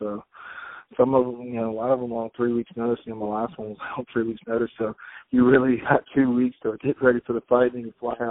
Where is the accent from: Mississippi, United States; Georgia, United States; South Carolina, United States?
Mississippi, United States; Biloxi; I'm from Biloxi